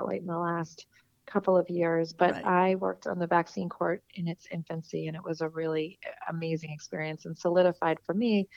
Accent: Allentown, Pennsylvania, United States; moved away as an adult; also born or lived in Washington, D.C. / New York; I grew up in a in Allentown

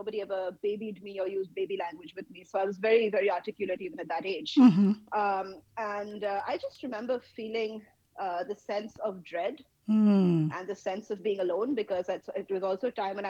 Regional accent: Kolkata, West Bengal, India; I am based in India. I am from Kolkata in the state of West Bengal. And I spent a fair chunk of my life here.

